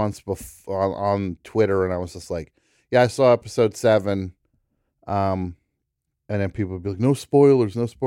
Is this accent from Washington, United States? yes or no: no; New Jersey, United States; I'm from New Jersey